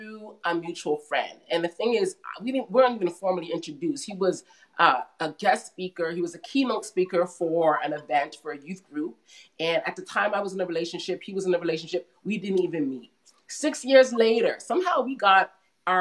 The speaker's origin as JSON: {"language": "English", "town": "Mississauga", "region": "Ontario", "country": "Canada", "tie": "born or raised there", "also_born_or_lived": "Toronto, Canada / Brampton, Canada", "said": "So I spent a lot of my years, middle school, high school in Mississauga"}